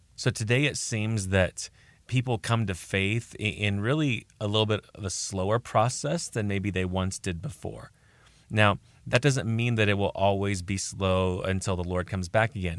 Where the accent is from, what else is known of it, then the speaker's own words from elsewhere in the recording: United States; I'm speaking as an American here in America